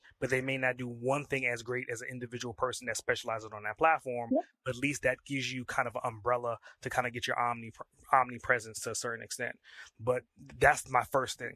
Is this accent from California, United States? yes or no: no; New York City, New York, United States; I'm from Brooklyn